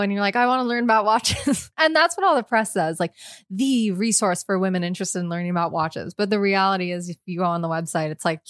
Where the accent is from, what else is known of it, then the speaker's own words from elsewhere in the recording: Hoboken, New Jersey, United States; When I was growing up in Hoboken, 201